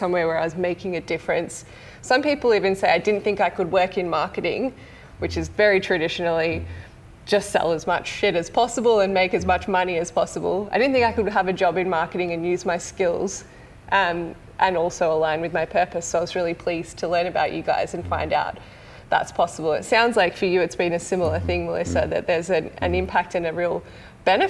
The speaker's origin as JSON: {"language": "English", "area": "Mornington Peninsula", "region": "Victoria", "country": "Australia", "tie": "born or raised there", "also_born_or_lived": "Melbourne", "said": "growing up on the Mornington Peninsula, there was literally no choice than to leave."}